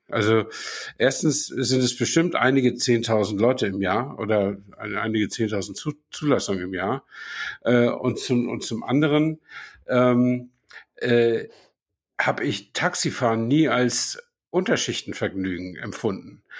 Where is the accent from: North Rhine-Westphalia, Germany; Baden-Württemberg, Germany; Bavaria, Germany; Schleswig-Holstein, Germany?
Schleswig-Holstein, Germany; Flensburg; in meiner Kindheit in Flensburg